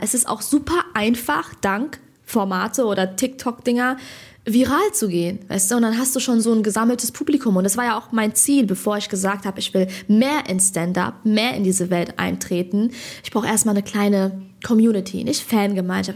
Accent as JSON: {"language": "German", "region": "Hesse", "country": "Germany", "said": "ich bin Hessin."}